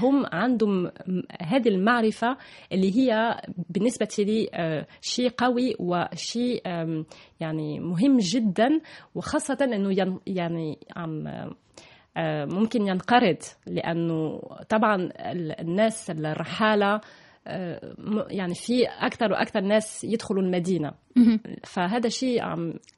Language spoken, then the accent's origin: Arabic; Toulouse, Occitania, France; Arabic is a second language; moved away as an adult; also born or lived in Germany / Lebanon / Palestine / Egypt; صح أنا من ألمانيا وتربيت في تولوز في فرنسا